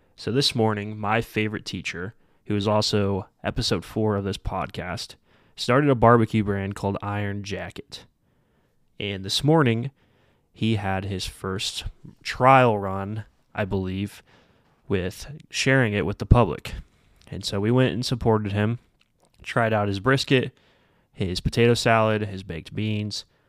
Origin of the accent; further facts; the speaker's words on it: Midwest, United States; also born or lived in Derby, Kansas; I'm coming from the Midwest